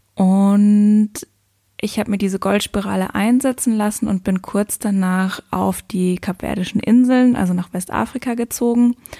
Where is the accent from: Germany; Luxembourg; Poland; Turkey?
Luxembourg; moved away as an adult; also born or lived in Cape Verde; also ich bin ja aus Luxemburg